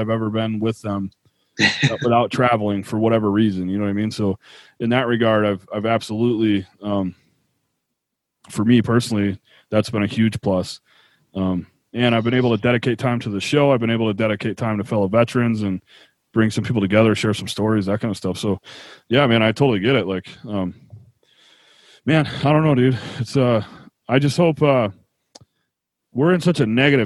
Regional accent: Buffalo, New York, United States; now in Utah, United States; I grew up in Buffalo where it's cold

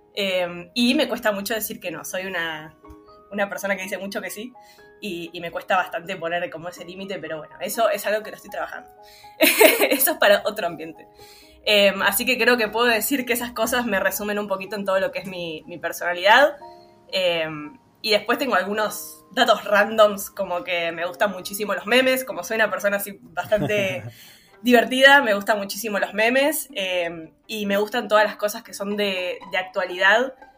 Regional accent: Buenos Aires, Argentina; also born or lived in Villa Crespo, Buenos Aires; nací en la Paternal, en el barrio de la Paternal, pero hace un año y un poquito me mudé a Villa Crespo

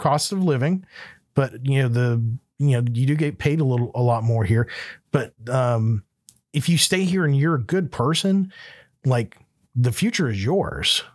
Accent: Panama City, Florida, United States; moved away as an adult; also born or lived in Alabama; now in Alaska, United States; where I grew up in Florida, in Panama City

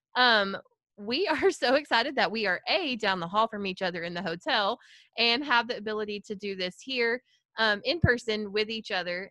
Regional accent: Farmersville, Texas, United States; I grew up in a small town in Collin County called Farmersville, Texas, home of the mighty fighting farmer

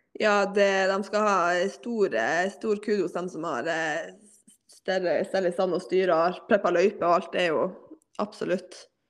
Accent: Hammerfest, Finnmark, Norway; moved away as an adult; also born or lived in Burfjord; now in Tromsø, Norway; jeg er født og oppvokst i Hammerfest

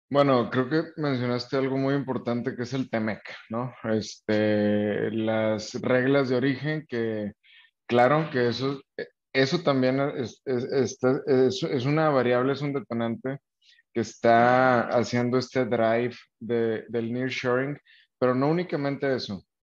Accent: Nuevo León, Mexico; nosotros como mexicanos, eh, específicamente más los del norte acá en Nuevo León

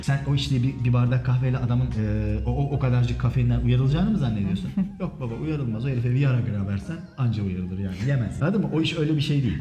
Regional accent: Ankara, Turkey; ben Ankaralıyım. Ben Ankara'da doğdum büyüdüm.

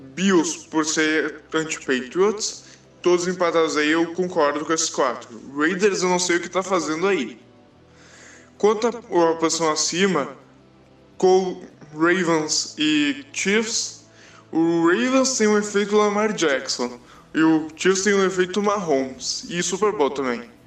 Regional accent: Porto Alegre, Rio Grande do Sul, Brazil; sou de Porto Alegre

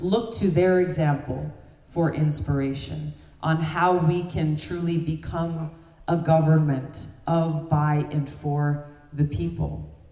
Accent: Hawaii, United States; my home state of Hawaii

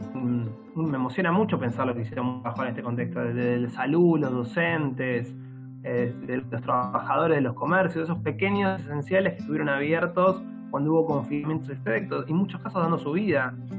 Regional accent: Argentina; also born or lived in Buenos Aires; tengo el honor y el orgullo de ser parte de, la clase trabajadora argentina

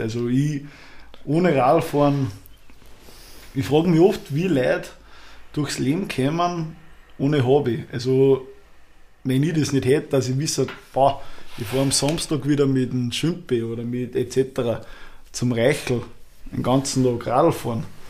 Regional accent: Upper Austria, Austria; bei uns in Oberösterreich

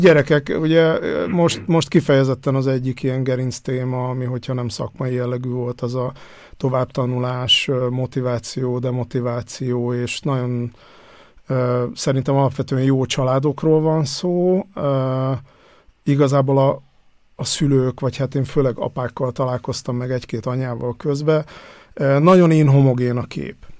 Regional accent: Hungary; moved away as an adult; now in Vienna, Austria; én falun nőttem föl, vagy legalábbis az évem, életem első tíz évét falun töltöttem

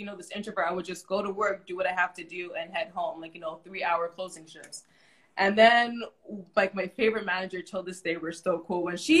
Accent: Canada; We're overly apologizing. Not because we're Canadian.

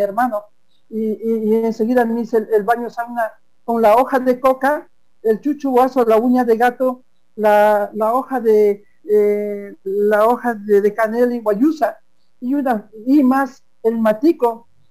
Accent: Napo, Ecuador; soy un quichua de Napo orgullosamente amazónico

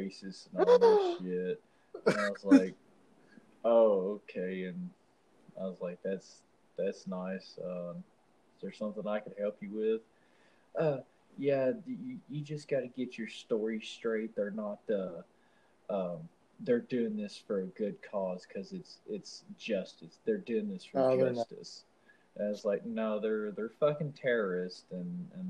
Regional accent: the South, United States; I'm from the South

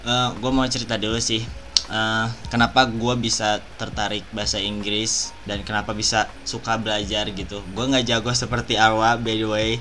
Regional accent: Bandung Regency, West Java, Indonesia; accent: Sundanese; SD-nya pindah-pindah terus kayak bukan di kota yang besar gitu di Kabupaten Bandung

